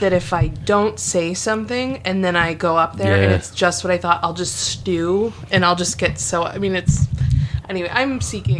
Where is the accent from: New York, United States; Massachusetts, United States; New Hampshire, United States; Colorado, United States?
New York, United States; Albion; also born or lived in Albany, New York; now in Philadelphia, United States; I grew up in Western New York.